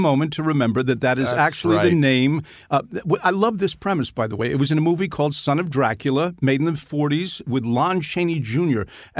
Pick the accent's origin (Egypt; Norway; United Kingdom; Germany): United Kingdom; England; born there; And also, I was born in England, and it was still pretty cool in the 60s to be sort of British. I didn't have a British accent